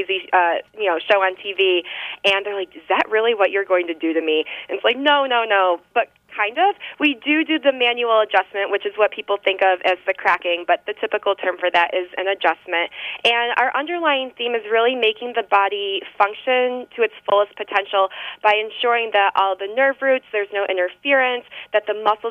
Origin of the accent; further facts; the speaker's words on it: Western New York, United States; moved away as an adult; also born or lived in Rochester, New York; now in Maryland, United States; I'm from Western New York